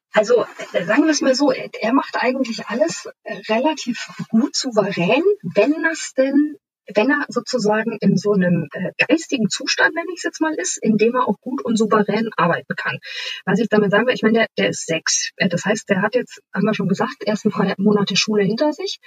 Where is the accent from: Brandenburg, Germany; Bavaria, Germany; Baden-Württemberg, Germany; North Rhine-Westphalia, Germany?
Bavaria, Germany; a small town west of Munich; moved away as an adult; now in Hamburg, Germany; in Bayern geboren, in einer kleinen Stadt westlich von München aufgewachsen